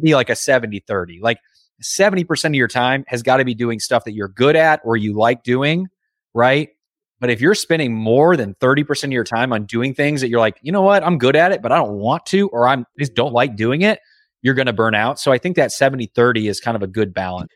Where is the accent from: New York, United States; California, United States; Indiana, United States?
Indiana, United States; I grew up in Indiana